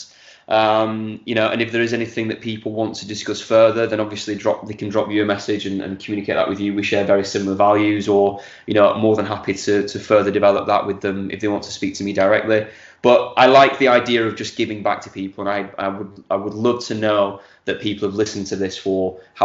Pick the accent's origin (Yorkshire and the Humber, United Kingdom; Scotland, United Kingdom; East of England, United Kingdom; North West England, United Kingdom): North West England, United Kingdom; Accrington; also born or lived in Clitheroe; now in Manchester, United Kingdom; Accrington is my hometown. Lived there up until the age of 40